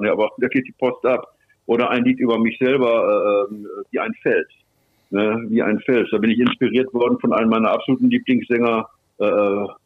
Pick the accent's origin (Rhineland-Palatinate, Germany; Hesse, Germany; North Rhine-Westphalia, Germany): North Rhine-Westphalia, Germany; Bielefeld; accent: Westphalian; Ich bin aus Westfalen, mhm. wie er auch. Ja. ja ich komme aus Bielefeld, 15 Kilometer weiter ist Bünde, da kommt er her.